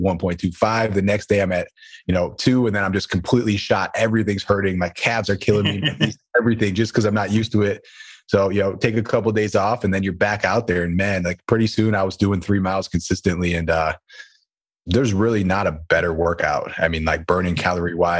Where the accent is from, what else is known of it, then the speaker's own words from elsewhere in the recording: Buffalo, New York, United States; I'm from Buffalo, New York